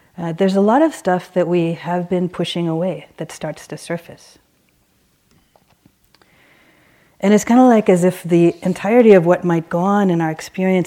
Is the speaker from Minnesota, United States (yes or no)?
no; Baltimore, Maryland, United States; I grew up in Baltimore. And my family were immigrants from Sri Lanka